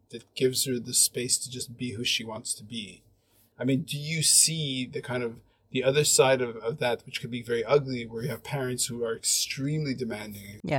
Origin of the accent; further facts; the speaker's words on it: Montreal, Quebec, Canada; now in Hong Kong, China; when I f- first came to Hong Kong, I was pretty like a lot of the culture shock was that I came from Montreal, which is super creative and super its a space where you can really express yourself.